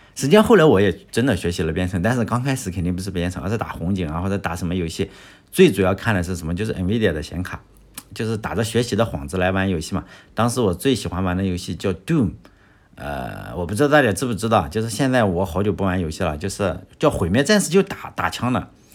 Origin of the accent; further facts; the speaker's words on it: Shandong, China; 因为我没有出过国是吧？没什么见识。在我们这个山东人的眼里